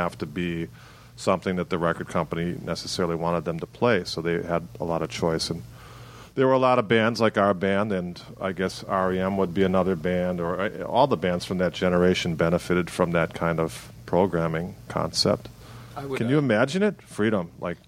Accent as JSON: {"language": "English", "town": "Milwaukee", "region": "Wisconsin", "country": "United States", "tie": "born or raised there", "said": "I had the same experience, like growing up in Milwaukee."}